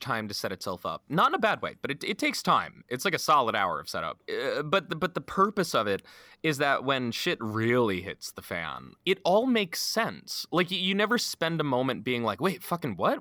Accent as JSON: {"language": "English", "country": "United States", "said": "speaking as an American, our gun culture"}